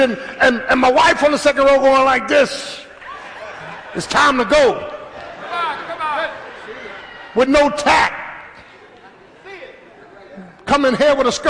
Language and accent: English; Philadelphia, Pennsylvania, United States; Growing up in South Philly, the hood, in the 60s